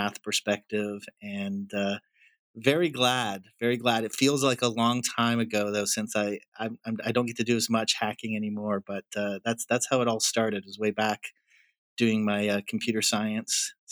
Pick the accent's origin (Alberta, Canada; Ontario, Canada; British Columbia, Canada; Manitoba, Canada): Alberta, Canada; moved away as an adult; also born or lived in Nepal; I grew up near the Rocky Mountains and, you know, was thrilled looking back to just have a beautiful place to grow up. It's been 12 years since we've lived in Canada